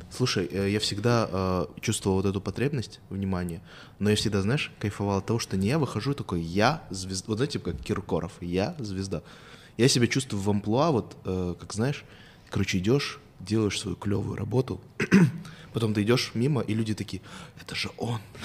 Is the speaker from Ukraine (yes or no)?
no; Kazakhstan